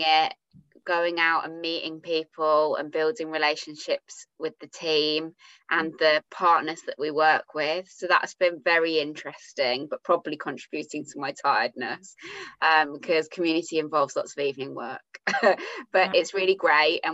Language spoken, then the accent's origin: English; Birmingham, West Midlands, United Kingdom; I am obviously a Brummie